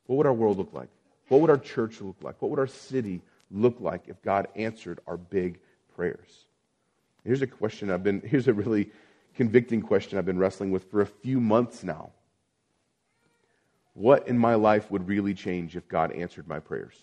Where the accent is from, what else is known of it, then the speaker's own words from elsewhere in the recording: Abilene, Texas, United States; moved away; I've lived in a series, in a long drought in my hometown of Abilene, Texas.